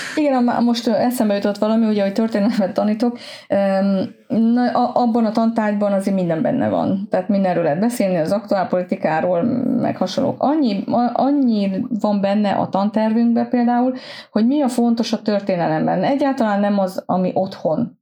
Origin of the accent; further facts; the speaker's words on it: Transylvania, Romania; moved away as an adult; now in Sweden; én otthon Erdélyben volt egy úgynevezett tanítóképző középiskola. Én azt végeztem, ö, kilencediktől tizenharmadikig